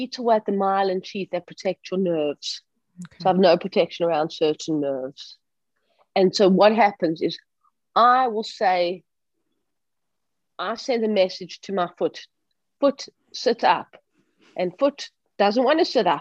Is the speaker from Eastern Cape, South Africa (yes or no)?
no; Johannesburg, Gauteng, South Africa; Growing up in Johannesburg